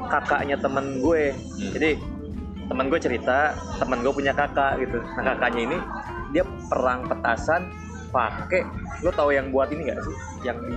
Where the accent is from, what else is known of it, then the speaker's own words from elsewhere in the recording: Malang, East Java, Indonesia; dulu kan di daerah gue ada pohon pinus banyak ya nah. di daerah Subang Malang itu.